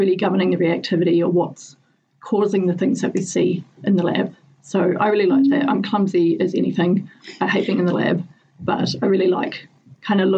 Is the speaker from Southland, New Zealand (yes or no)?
yes; Southland, New Zealand; moved away as an adult; now in Dunedin, New Zealand; I grew up in Southland